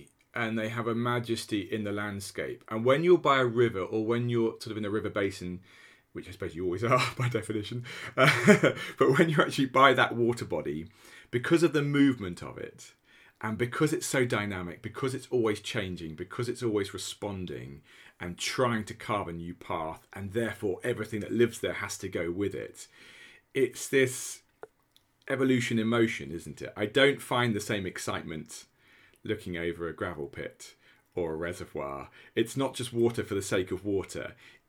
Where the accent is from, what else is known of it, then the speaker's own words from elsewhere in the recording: Norwich, East of England, United Kingdom; You know, I am the son of two secondary school teachers. I grew up in Norwich.